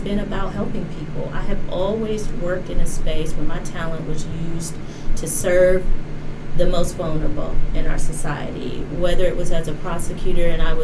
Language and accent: English; Cleveland, Ohio, United States; I'm a little black girl from Cleveland, Ohio, you know. I grew up in the Rust Belt, a big union town.